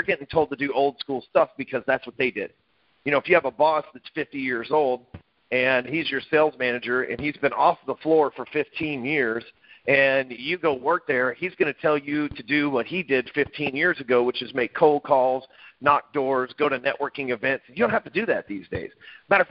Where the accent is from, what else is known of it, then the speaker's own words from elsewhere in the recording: Dallas, Texas, United States; I live in Dallas, Texas, and lived here all my life